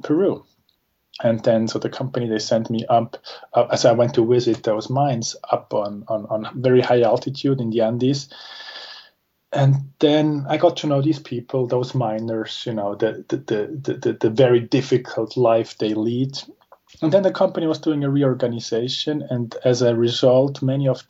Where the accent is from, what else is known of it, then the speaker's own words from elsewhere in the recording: Zurich, Switzerland; I'm from Switzerland. I was born and raised in Zurich.